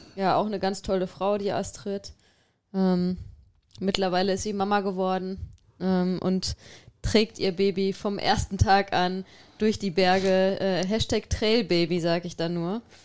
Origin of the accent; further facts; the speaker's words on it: Xanten, North Rhine-Westphalia, Germany; moved away; meiner Heimat